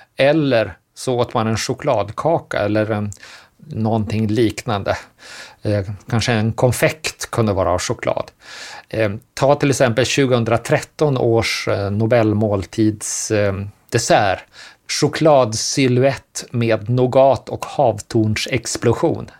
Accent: Sweden; som svenskar

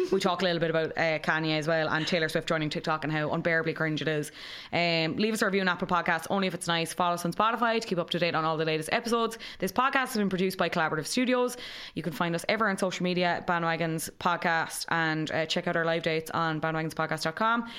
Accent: Cobh, Munster, Ireland; I'm from Cove

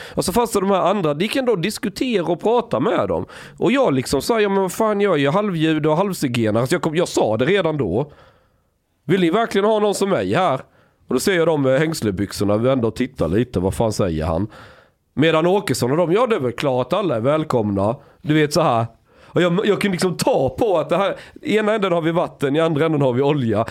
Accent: Sweden; som svensk

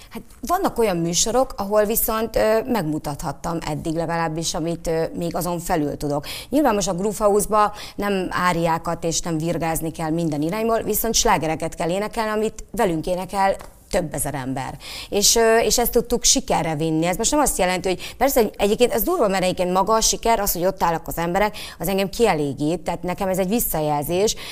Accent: Szolnok, Jász-Nagykun-Szolnok, Hungary; Szolnoki vagyok

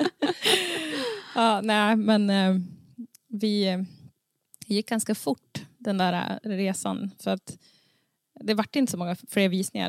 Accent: Sund, Västernorrland County, Sweden; now in Domsjö, Sweden; jag kommer från Sund

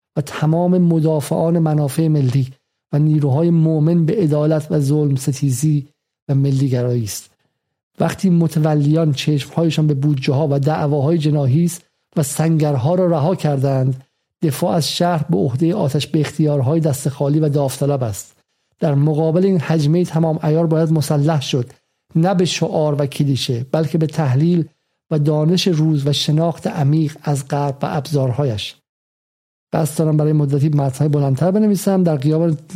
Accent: Iran; moved away; ما ایرانیم

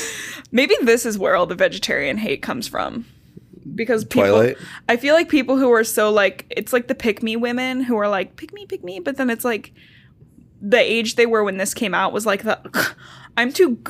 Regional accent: Michigan, United States; Actually, I'm from Michigan. I can't do a fucking accent.

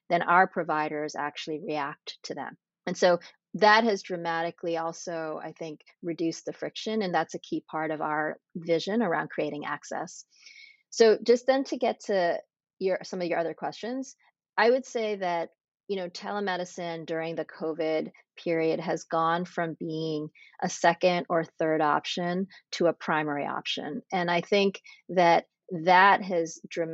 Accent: Framingham, Massachusetts, United States; moved away as an adult; also born or lived in Pennsylvania / New York / Boston; I grew up in Massachusetts in a suburb called Framingham

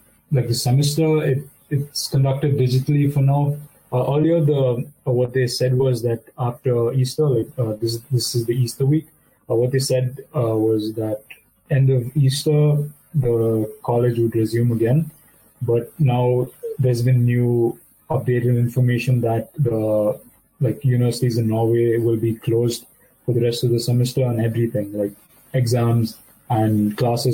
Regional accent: Belur, Karnataka, India; moved away as an adult; now in Germany; I'm from Belur.

